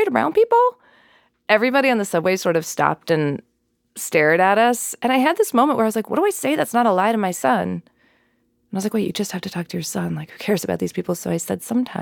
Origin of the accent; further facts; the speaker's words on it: New Mexico, United States; I grew up in New Mexico